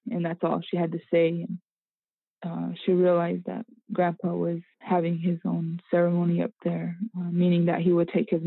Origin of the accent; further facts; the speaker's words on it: Arizona, United States; I um, live and I am from the St. Carlos Apache Reservation here in Arizona.